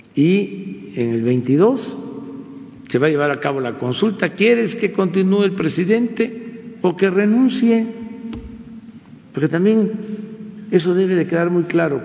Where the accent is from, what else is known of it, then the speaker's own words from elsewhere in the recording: Tepetitán, Tabasco, Mexico; Nosotros éramos niños en aquel entonces, mi pueblo, en Tepetitán